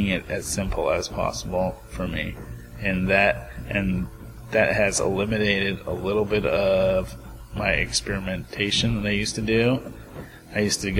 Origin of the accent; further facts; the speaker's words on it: Bay Area, California, United States; growing up in the Bay Area